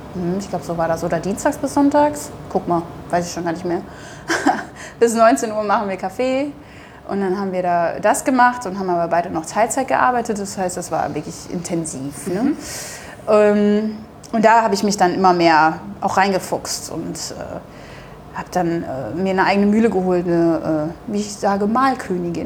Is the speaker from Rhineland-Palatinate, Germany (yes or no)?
no; Duisburg, North Rhine-Westphalia, Germany; accent: Ruhrpott; moved away as an adult; also born or lived in Bremen; now in Hamburg, Germany; in meiner Heimatstadt Duisburg